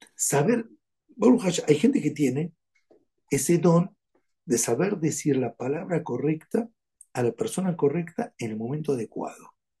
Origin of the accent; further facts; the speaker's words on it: Argentina; Soy argentino.